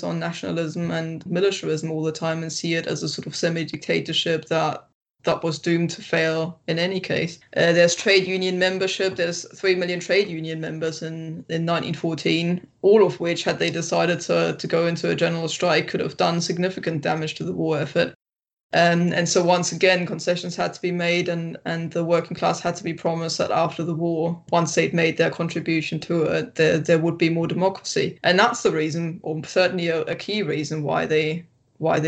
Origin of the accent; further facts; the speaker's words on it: Brandenburg, Germany; moved away as an adult; now in United Kingdom; I am actually from Brandenburg, which is just outside of Berlin.